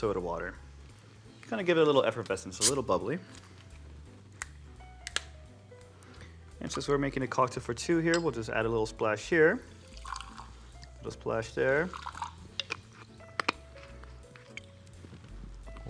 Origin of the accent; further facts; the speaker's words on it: Long Beach, California, United States; I'm born and raised in Long Beach, but I'm first generation son of immigrants from Mexico